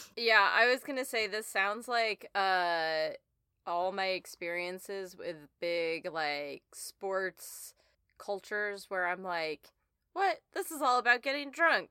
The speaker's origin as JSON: {"language": "English", "region": "the West", "country": "United States", "tie": "born or raised there", "said": "I grew up in the West where that word is a verb"}